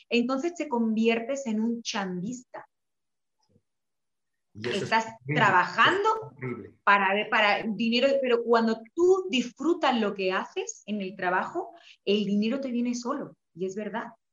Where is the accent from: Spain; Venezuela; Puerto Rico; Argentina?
Spain; y yo me sentí súper afortunada de, como española, cantar música regional mexicana